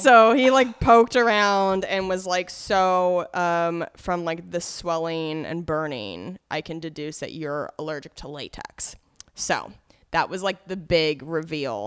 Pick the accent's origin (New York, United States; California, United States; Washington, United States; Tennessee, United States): Washington, United States; Cheney; also born or lived in Spokane, Washington; I'm from Spokane, but I grew up for, like, uh, middle school and high school in Cheney, Washington, which is, is much smaller, right outside of Spokane